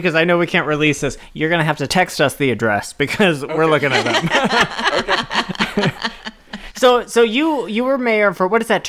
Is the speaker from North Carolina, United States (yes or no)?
yes; Brevard, North Carolina, United States; moved away; I'm from Brevard, North Carolina, which coincidentally, that's where we're recording the show from.